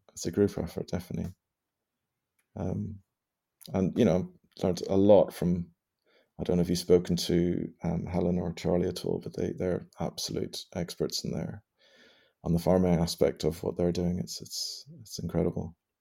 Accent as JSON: {"language": "English", "region": "Northern Ireland", "country": "United Kingdom", "tie": "born or raised there", "said": "I was born and bred in Ireland, I, I don't have any Irish blood in me, per se"}